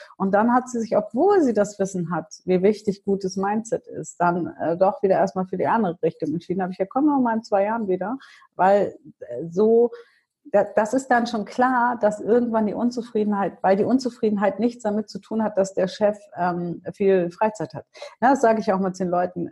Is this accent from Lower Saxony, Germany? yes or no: yes; Hanover, Lower Saxony, Germany; ich bin ja in Hannover geboren und aufgewachsen